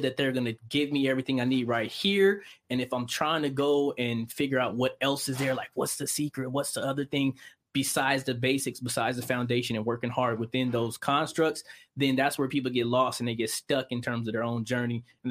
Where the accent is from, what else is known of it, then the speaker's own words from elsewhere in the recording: San Bernardino, California, United States; I'm from San Bernardino, man. I'm from the IE, you know, California. Mm-hmm. You know, raised there